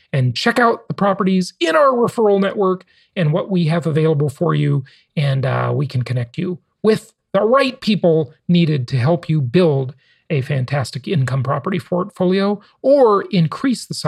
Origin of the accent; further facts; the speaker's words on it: Los Angeles, California, United States; moved away as an adult; also born or lived in Orange County, California; coming to us from my hometown of Los Angeles